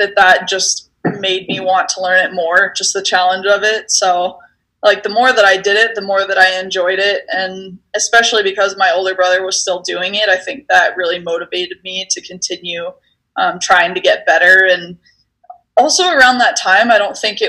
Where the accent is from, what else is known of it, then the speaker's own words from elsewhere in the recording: Steamboat Springs, Colorado, United States; I grew up in Steamboat Springs, and so it was kind of a natural progression for us Coloradans